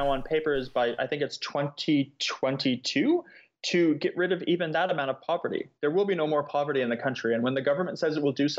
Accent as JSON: {"language": "English", "country": "United States", "also_born_or_lived": "Shanghai, China", "moved": "as an adult", "lives_now": "Melbourne, Australia", "said": "I'm an American"}